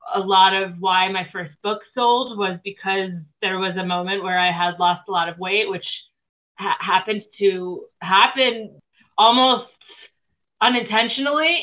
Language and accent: English; New Jersey, United States; moved away; also born or lived in Los Angeles; I was living in Los Angeles at the time. I am actually originally from New Jersey